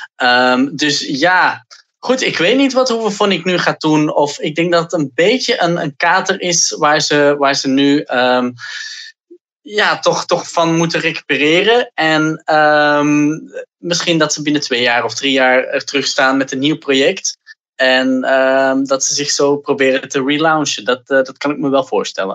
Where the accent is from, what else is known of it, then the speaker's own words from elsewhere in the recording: Antwerp, Flanders, Belgium; dat is ook mijn geboortestad